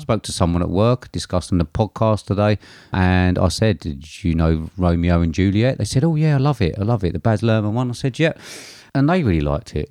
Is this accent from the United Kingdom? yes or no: yes; England, United Kingdom; as an Englishman